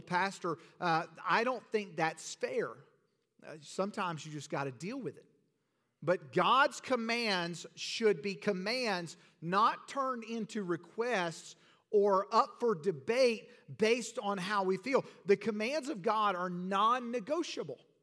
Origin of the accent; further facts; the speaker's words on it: Georgia, United States; moved away; growing up in Georgia, we didn't see it very often.